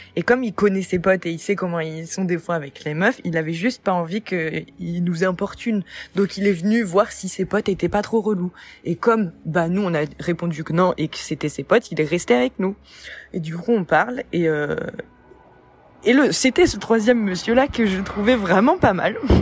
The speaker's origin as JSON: {"language": "French", "country": "France", "tie": "born or raised there", "also_born_or_lived": "Nancy", "said": "Moi, je suis française, née en France"}